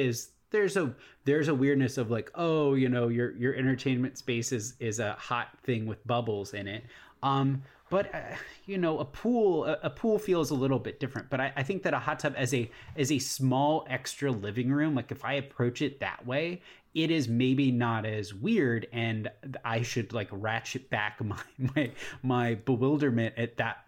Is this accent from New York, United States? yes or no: no; Virginia, United States; we grew up in Virginia, which very much has four seasons